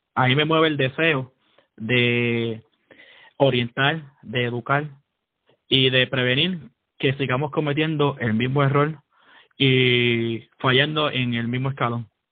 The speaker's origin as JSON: {"language": "Spanish", "town": "San Juan", "country": "Puerto Rico", "tie": "born or raised there", "also_born_or_lived": "Fajardo, Puerto Rico", "said": "soy nacido en Fajardo crecí en San Juan"}